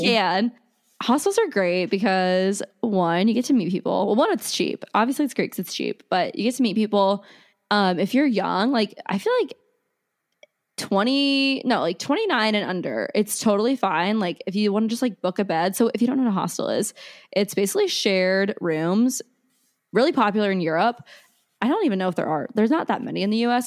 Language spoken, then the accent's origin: English; Omaha, Nebraska, United States; I'm from Omaha, Nebraska originally